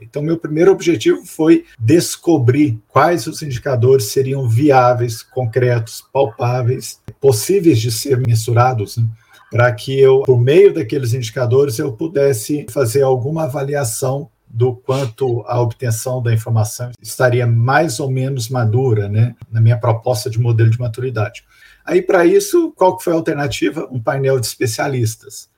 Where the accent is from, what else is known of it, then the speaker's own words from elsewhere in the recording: Belo Horizonte, Minas Gerais, Brazil; moved away as an adult; also born or lived in Divinópolis, Brazil; now in Curitiba, Brazil; Sou de Belo Horizonte, é, na verdade, mineiro, nascido em Divinópolis, mas há muito morava em Belo Horizonte